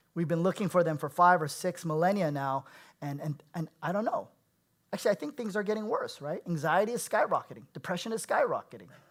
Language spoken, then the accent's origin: English; Bay Area, California, United States; I was born and raised in the Bay Area